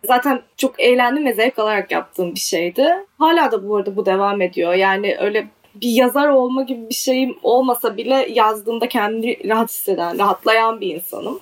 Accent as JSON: {"language": "Turkish", "region": "Adana", "country": "Turkey", "tie": "born or raised there", "also_born_or_lived": "Czech Republic", "said": "Adanalıyım ben. Adana'da doğdum, büyüdüm."}